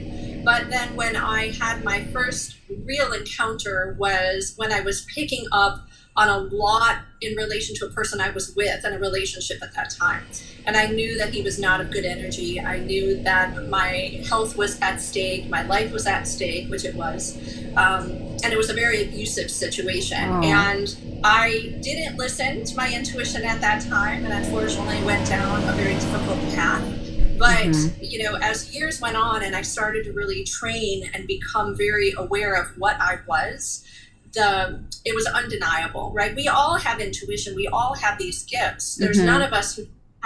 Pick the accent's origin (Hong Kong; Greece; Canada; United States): United States; Cleveland, Ohio; moved away; I was born and raised in Cleveland, but now live down here